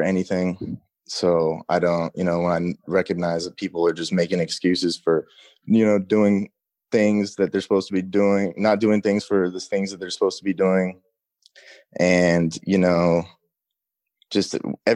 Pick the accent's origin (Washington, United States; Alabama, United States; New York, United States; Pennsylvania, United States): Washington, United States; Seattle; also born or lived in Los Angeles, California; I'm from Seattle